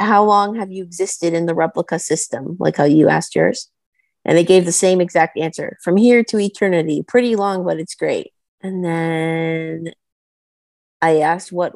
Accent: Canada; I'm so Canadian.

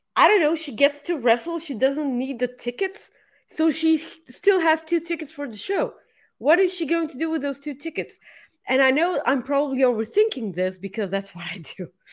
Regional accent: Bulgaria; accent: Bulgarian; English is a second language

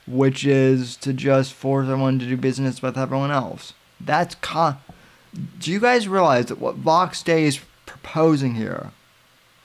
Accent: Colorado, United States; now in Florida, United States; I'm originally from Colorado, and I live in Florida now

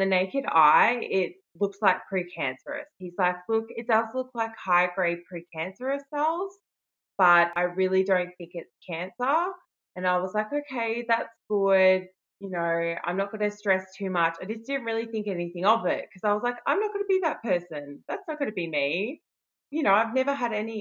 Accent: Melbourne, Victoria, Australia; I'm from Melbourne, Australia

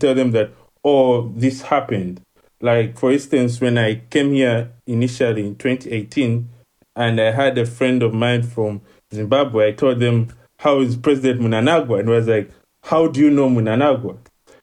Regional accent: Uganda; moved away as an adult; now in China; the people in my country, Uganda, I'm from Uganda, East Africa.

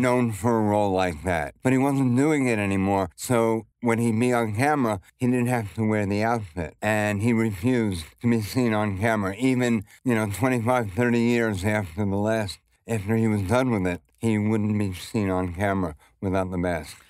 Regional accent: New York City, New York, United States; growing up in Brooklyn, for me at least, I never had to leave.

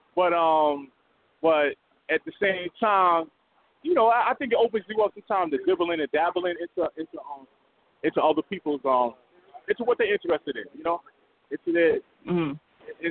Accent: New York City, New York, United States; I'm from the Bronx, New York

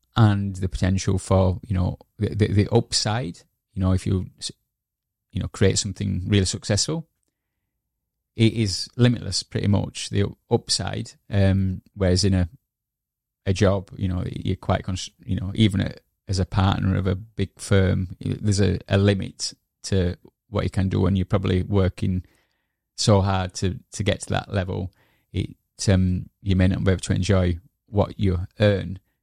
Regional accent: Yorkshire and the Humber, United Kingdom; moved away as an adult; also born or lived in Edinburgh; I moved back, uh, to Yorkshire, um, um, 'cause my mother was ill. And yeah, so I stayed, I reconnected back with my hometown

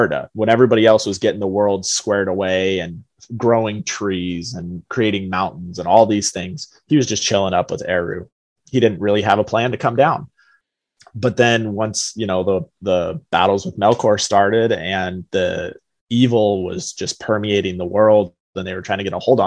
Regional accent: Colorado, United States; now in Michigan, United States; growing up in Colorado

